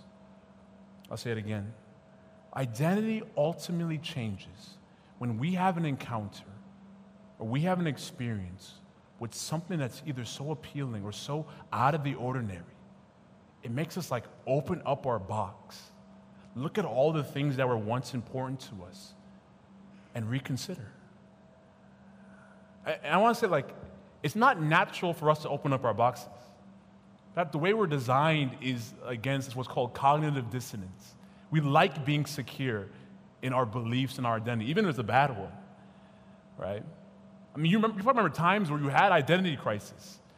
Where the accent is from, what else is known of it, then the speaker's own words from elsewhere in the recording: United States; my parents were born in Nigeria, I was born in America, like the realest African-American